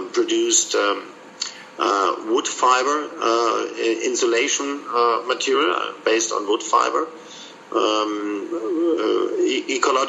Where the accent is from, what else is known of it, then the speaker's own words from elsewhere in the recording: Munich, Bavaria, Germany; I was born in Munich